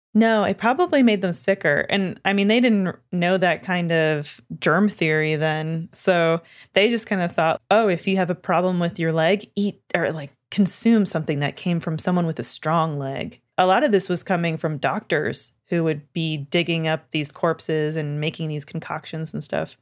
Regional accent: Canada; I'm from Canada

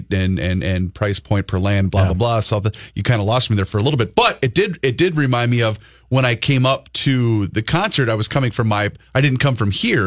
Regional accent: Faribault, Minnesota, United States; growing up in Faribault, we had, my folks lived in the country

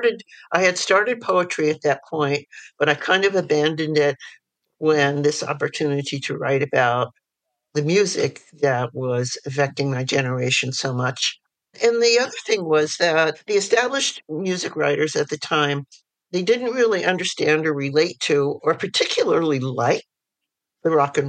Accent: New York City, New York, United States; And I was born in New York City, and I was raised in various parts of the city and also the suburbs, and back in the city for high school.

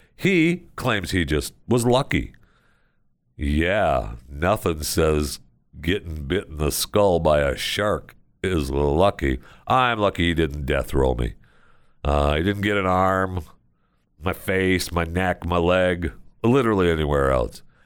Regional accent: Tampa, Florida, United States; my hometown of Tampa, Florida.

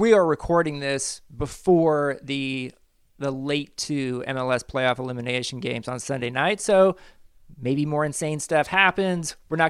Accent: Kansas City, United States; I'm from Kansas City

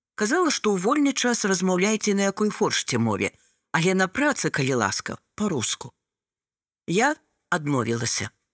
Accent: Belarus; Belarusian is a second language

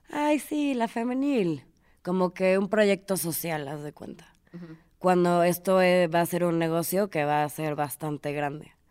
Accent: Mexico; voy a hablar de México porque soy mexicana

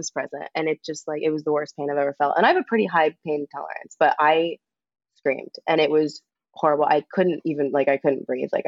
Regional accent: Florida, United States; born there; I was born on the Cats tour in Florida.

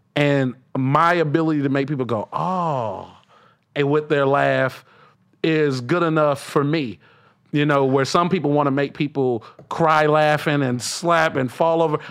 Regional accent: the South, United States; I'm from the South.

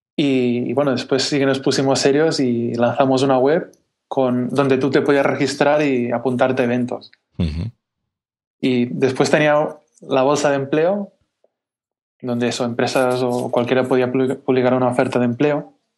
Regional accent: Catalonia, Spain; yo soy catalán

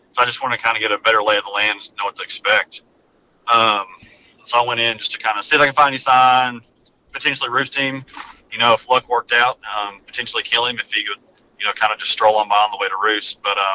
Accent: Arkansas, United States; moved away as an adult; now in Alabama, United States; I'm kind of a transplant. I moved down here to Alabama from Arkansas several years ago just for work.

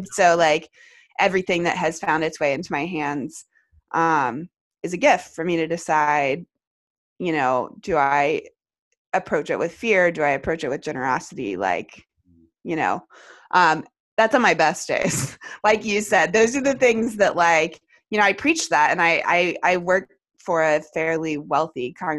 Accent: United States; And certainly from a perspective of like being American, you know, being where I'm at, like it is truly an abundance

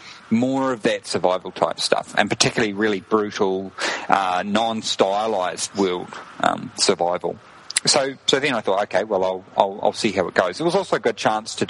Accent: New Zealand; moved away as an adult; now in Prague, Czech Republic; I am from New Zealand.

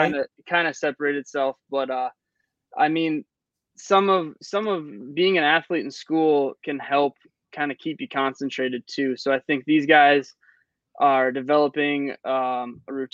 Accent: Minnesota, United States; moved away; I grew up in Minnesota. So, I played high school hockey in Minnesota.

